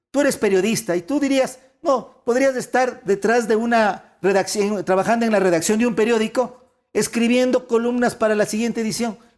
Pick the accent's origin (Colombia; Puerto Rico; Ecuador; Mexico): Ecuador; yo soy ecuatoriano.